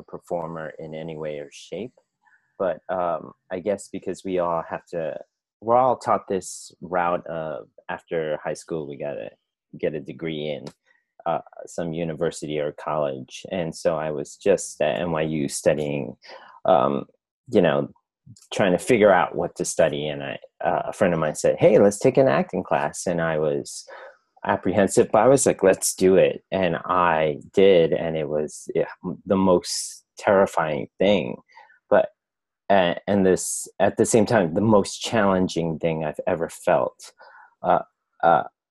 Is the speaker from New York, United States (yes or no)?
yes; New York City, New York, United States; I am a native New Yorker, born and raised